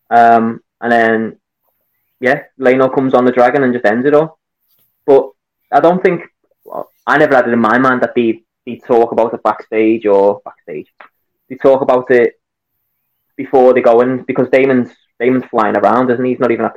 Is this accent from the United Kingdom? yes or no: yes; Liverpool, North West England, United Kingdom; accent: Scouse; I'm a Scouser. I'm from Liverpool.